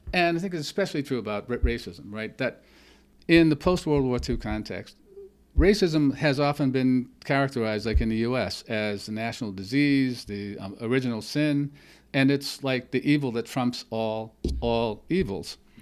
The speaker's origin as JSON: {"language": "English", "region": "the Jim Crow South", "country": "United States", "tie": "born or raised there", "said": "I grew up in the Jim Crow South"}